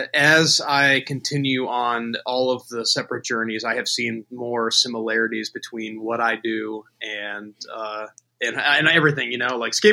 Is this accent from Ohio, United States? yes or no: yes; Cincinnati, Ohio, United States; also born or lived in Buffalo, New York; I'm from Buffalo, New York originally, but okay. I've been in Cincinnati most of my life. I moved here when I was 9